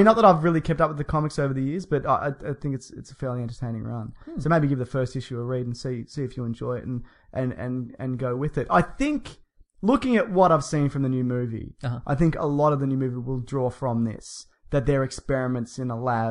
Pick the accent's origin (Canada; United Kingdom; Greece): United Kingdom; Yeah. Well, we're British, aren't we?